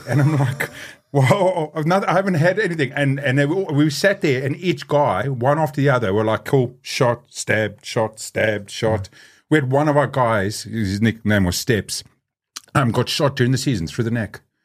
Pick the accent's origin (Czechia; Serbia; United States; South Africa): South Africa; now in New Zealand; I grew up in South Africa